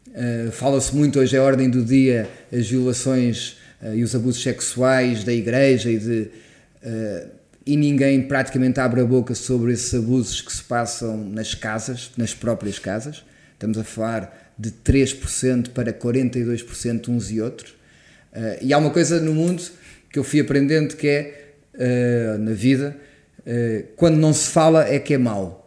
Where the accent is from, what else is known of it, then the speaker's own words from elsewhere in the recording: Portugal; enquanto português